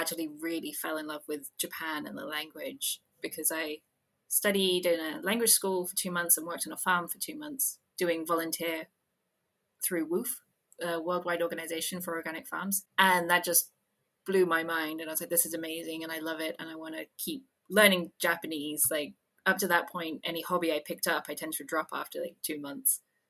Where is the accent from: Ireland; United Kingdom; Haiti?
United Kingdom; because I'm British